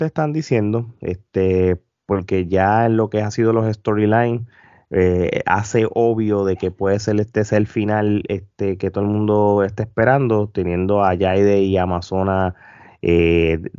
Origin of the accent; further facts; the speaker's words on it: Puerto Rico; Si no, no somos puertorriqueños.